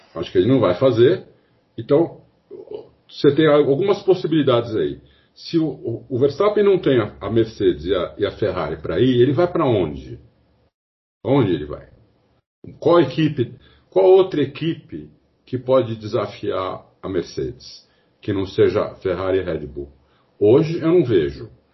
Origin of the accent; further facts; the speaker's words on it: Brazil; eu sou brasileiro, eu não sou inglês.